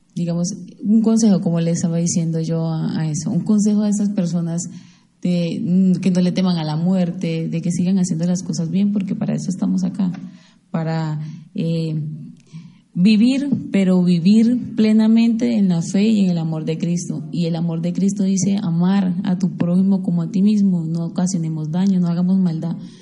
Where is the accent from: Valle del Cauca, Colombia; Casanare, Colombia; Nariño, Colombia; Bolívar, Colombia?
Bolívar, Colombia; Mompox; moved away; en Monpós, mi tierra